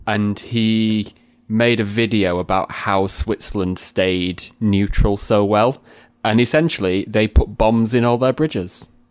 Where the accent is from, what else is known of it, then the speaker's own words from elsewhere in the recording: Sheffield, Yorkshire and the Humber, United Kingdom; also born or lived in Barnsley; I'm from, like, an in-between part of Sheffield, which is halfway Sheffield and between Sheffield and Barnsley.